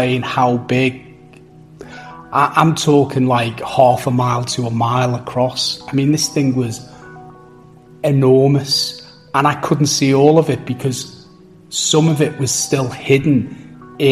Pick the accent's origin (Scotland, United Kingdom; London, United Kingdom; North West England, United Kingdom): North West England, United Kingdom; Liverpool; moved away as an adult; now in Perth, Australia; I'm originally from the United Kingdom, from a place called Liverpool. I migrated and I now live in Perth, Western Australia.